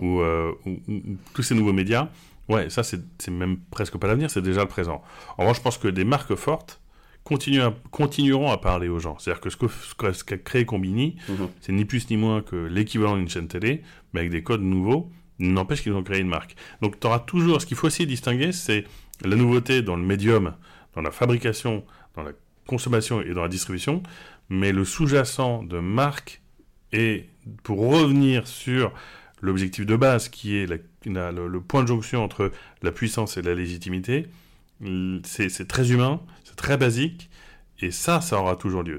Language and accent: French; Paris, Île-de-France, France; moved away as an adult; also born or lived in Shanghai, China / Normandy; now in Barcelona, Spain; je suis parisien. Hein. J'ai vécu mm. jusqu'à partir à Shanghai, j'ai vécu toute ma vie en parisien